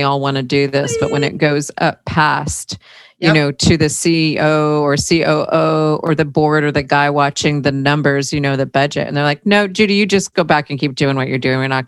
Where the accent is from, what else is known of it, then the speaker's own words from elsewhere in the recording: Southern California, United States; I grew up in Southern California